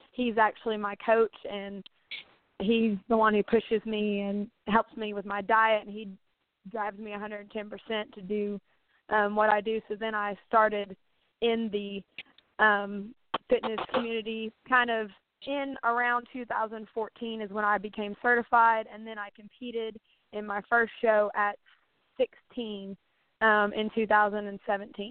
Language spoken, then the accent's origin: English; Knoxville, Tennessee, United States; I live in Knoxville, Tennessee, which is a pretty sizable area. It's one of the bigger cities here, and I've been here all of my life